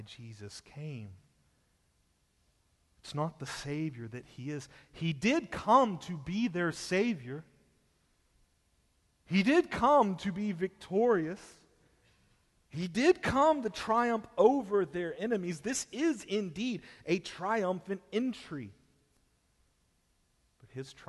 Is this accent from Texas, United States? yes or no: yes; Texas, United States; I was born in Texas